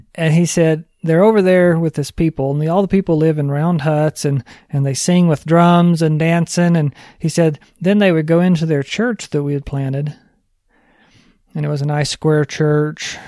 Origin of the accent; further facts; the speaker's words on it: New Mexico, United States; I'm from New Mexico